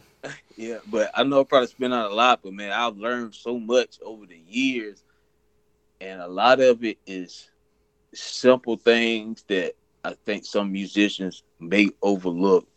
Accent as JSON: {"language": "English", "town": "Frisco City", "region": "Alabama", "country": "United States", "said": "I'm from Frisco City, Alabama"}